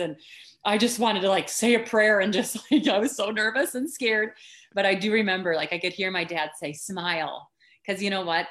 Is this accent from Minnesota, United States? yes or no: yes; Dawson, Minnesota, United States; now in St. Paul, United States; I'm from Minnesota. So I grew up in Dawson, Minnesota, which is a rural you know, farm country USA